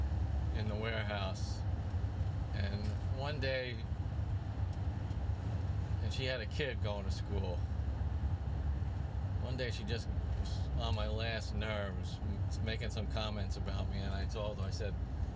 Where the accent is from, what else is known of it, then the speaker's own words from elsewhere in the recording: New York City, New York, United States; moved away; also born or lived in Arizona; people knew I was from Brooklyn.